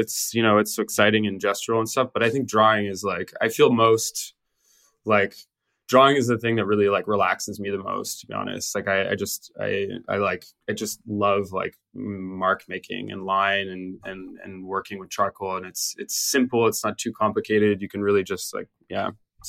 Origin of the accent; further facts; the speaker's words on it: British Columbia, Canada; moved away as an adult; I took a year off from high school, and then I went to North Island College in my hometown, and I started my art program there.